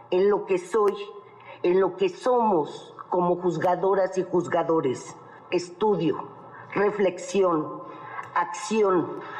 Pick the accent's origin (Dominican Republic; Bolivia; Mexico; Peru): Mexico; como mexicana